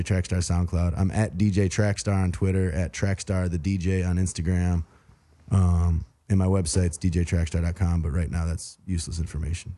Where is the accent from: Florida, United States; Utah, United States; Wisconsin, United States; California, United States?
Wisconsin, United States; also born or lived in Saint Louis, Missouri / West Coast; now in Atlanta, United States; I grew up in Wisconsin